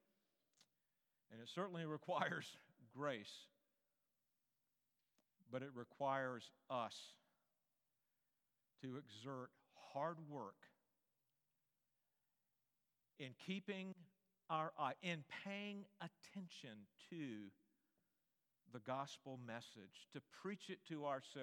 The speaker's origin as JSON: {"language": "English", "region": "North Carolina", "country": "United States", "tie": "born or raised there", "said": "I grew up in North Carolina"}